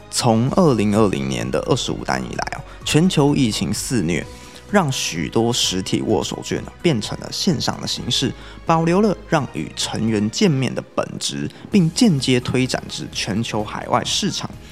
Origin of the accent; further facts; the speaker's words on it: Taiwan; 我是台湾的炫音粉丝